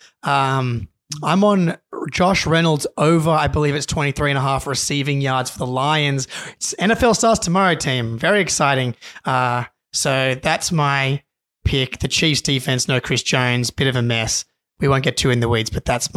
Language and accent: English; Australia; as an Australian